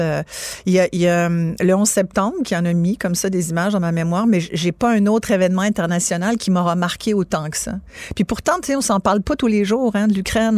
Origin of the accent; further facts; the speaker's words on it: France; je suis née en France